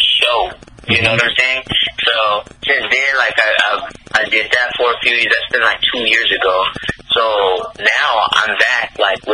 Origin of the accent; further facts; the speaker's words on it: New Orleans, Louisiana, United States; also born or lived in Longview, Texas; I was born and raised in New Orleans and then in Longview, Texas, too. So back and forth all through Louisiana and everything.